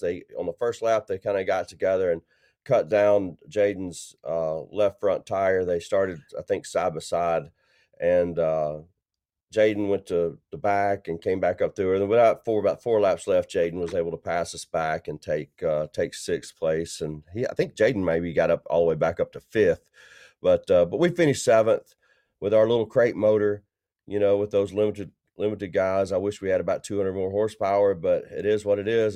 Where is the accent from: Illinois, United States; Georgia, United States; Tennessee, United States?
Tennessee, United States; Middle; my hometown